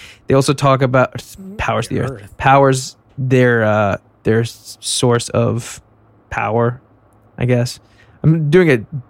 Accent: United States; Well, actually, it was in Iceland, and I'm actually from America.

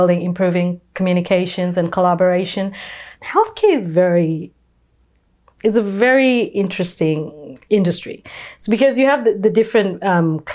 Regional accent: Kenya; now in California, United States; I was born and raised in Kenya

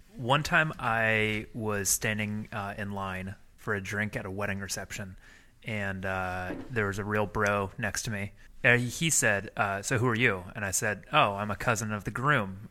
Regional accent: Midwest, United States; moved away; I come originally from the Midwest, from Midwestern people

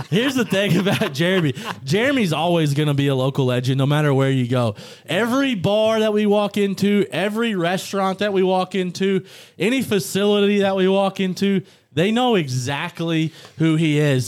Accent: Pineville, Missouri, United States; moved away; also born or lived in Little Rock, Arkansas; I'm from Pineville, Missouri, by way of Little Rock, Arkansas.

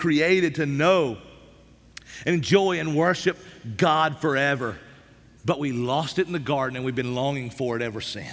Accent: East Tennessee, United States; I grew up in East Tennessee. Man, I grew up in the Smoky Mountains

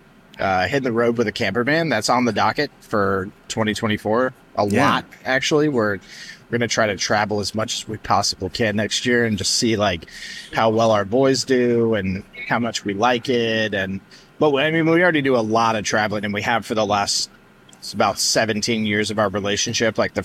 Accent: Orlando, Florida, United States; moved away as an adult; now in Knoxville, United States; I'm from Orlando, Florida, 36 years

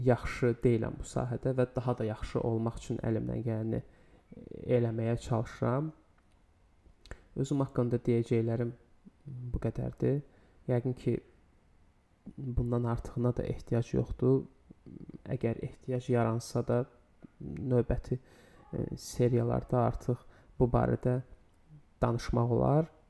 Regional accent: Baku, Azerbaijan; 26 yaşım var. Bakıda yaşayıram. Bakıda da doğulmuşam.

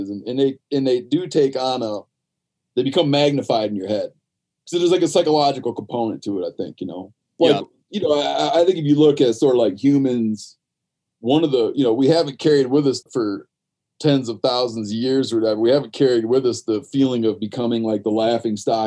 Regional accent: west side of Michigan, United States; I grew up in Michigan, the west shore of the west side of Michigan, the lake effect snow strip

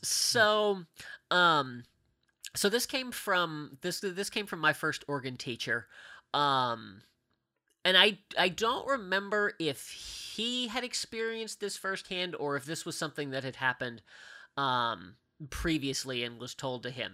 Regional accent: Mount Lebanon, Pennsylvania, United States; I grew up in a town called Mount Lebanon

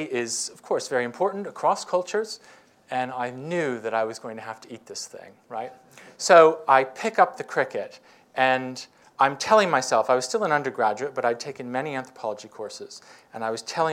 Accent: United States; moved away as an adult; I was coming from the United States

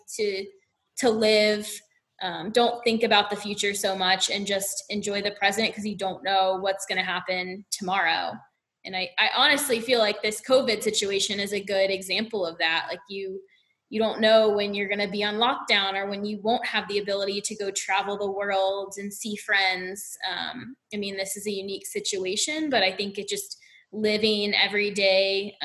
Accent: Southeast, United States; And I'm from the Southeast.

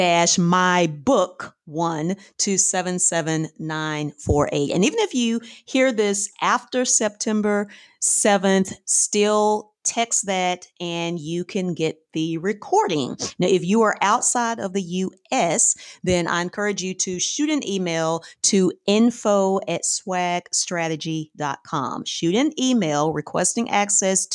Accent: Fort Worth, Texas, United States; now in Houston, United States; I'm originally from North Texas, from DFW area, Fort Worth specifically.

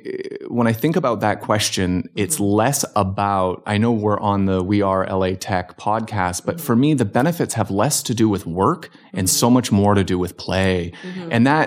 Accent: Hamilton, Ontario, Canada; also born or lived in Virginia Beach; now in Los Angeles, United States; I grew up in Canada. So I was from Southern Ontario, Hamilton, Ontario, affectionately known as the Hammer. And it's about an hour south of Toronto.

